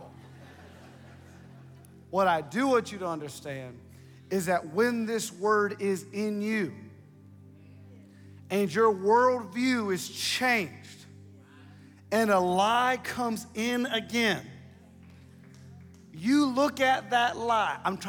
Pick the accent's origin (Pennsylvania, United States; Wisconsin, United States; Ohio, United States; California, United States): Ohio, United States; I'm from Ohio